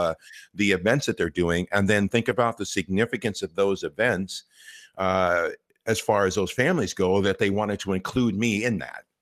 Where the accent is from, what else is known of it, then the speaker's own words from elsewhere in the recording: Los Angeles, California, United States; I grew up here in Los Angeles